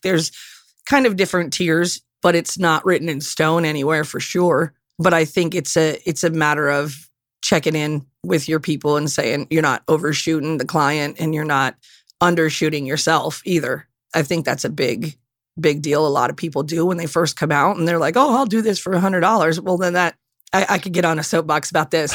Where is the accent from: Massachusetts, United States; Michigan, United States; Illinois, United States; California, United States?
Michigan, United States; Upper Peninsula of; I grew up in the Upper Peninsula of Michigan